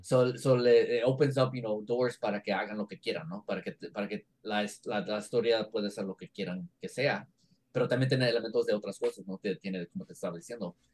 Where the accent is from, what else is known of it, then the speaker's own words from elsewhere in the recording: Mexico; los mexicanos hablamos español.